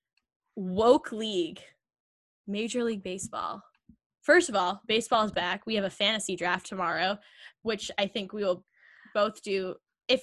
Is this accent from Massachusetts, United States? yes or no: yes; Boston, Massachusetts, United States; I'm also from Boston